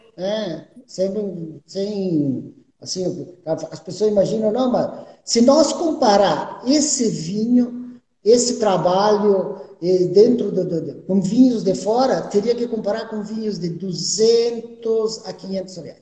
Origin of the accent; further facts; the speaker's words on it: Gaúcho, Rio Grande do Sul, Brazil; Eu, como bom gaúcho aqui